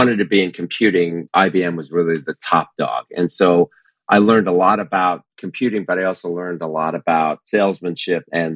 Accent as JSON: {"language": "English", "region": "New Jersey", "country": "United States", "tie": "born or raised there", "said": "I grew up in New Jersey"}